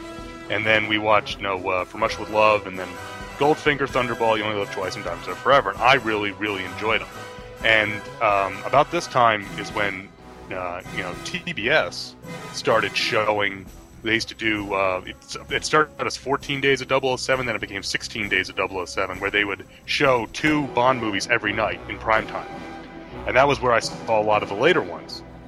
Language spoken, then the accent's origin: English; New York, United States; It was the Gannett Suburban paper for where I grew up in New York.